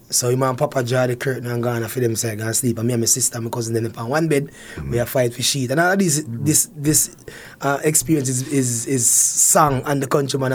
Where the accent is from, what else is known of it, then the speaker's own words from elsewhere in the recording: Harmons, Manchester, Jamaica; moved away as an adult; also born or lived in Canada; I'm from Manchester. I was born in Manchester, a place called Harmons.